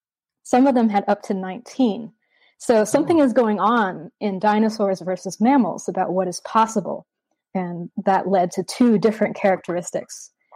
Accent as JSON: {"language": "English", "region": "Vermont", "country": "United States", "tie": "born or raised there", "moved": "as an adult", "lives_now": "Australia", "said": "growing up in Vermont, which is a very rural, beautiful, nature-oriented part of the States."}